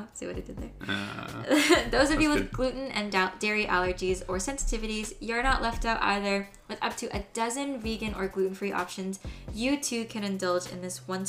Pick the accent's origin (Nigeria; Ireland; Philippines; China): Philippines; I am Filipino.